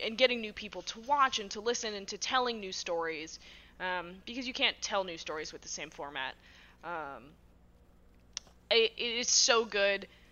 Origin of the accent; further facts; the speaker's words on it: Massachusetts, United States; I'm from Massachusetts